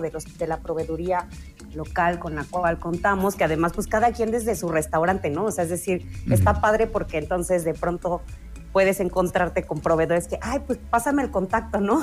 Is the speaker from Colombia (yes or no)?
no; Mexico; como mexicanos